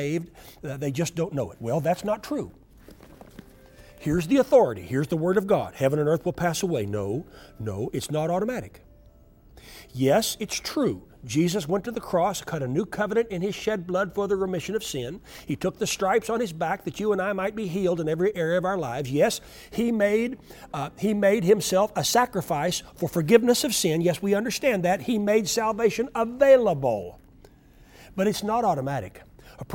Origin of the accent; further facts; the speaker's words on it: Oklahoma, United States; I grew up in Oklahoma